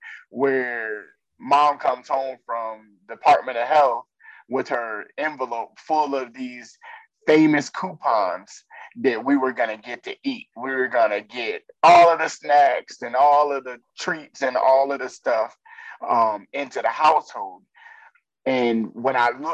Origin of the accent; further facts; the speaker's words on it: New York, United States; we grew up Black in New York and poor